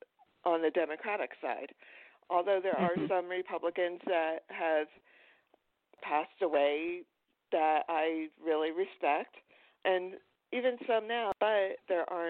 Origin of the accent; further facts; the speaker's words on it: Pocono Mountains, Pennsylvania, United States; moved away as an adult; now in Florida, United States; I grew up in Pennsylvania, in the Pocono Mountains area.